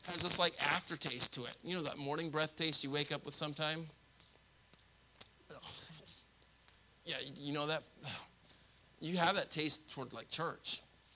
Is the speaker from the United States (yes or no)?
yes; Florida, United States; I grew up in Florida. We have